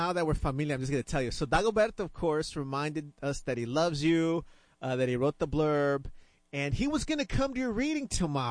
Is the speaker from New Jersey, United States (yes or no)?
no; Chicago, Illinois, United States; now in Houston, United States; I was born in Chicago, but I say that Hecho en Texas is my Texas passport. I'm like, am I Texan now, man?